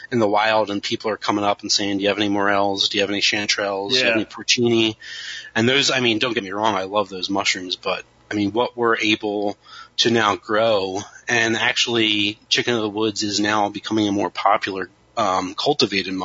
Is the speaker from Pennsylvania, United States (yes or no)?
yes; Kennett Square, Pennsylvania, United States; growing up near Kennett Square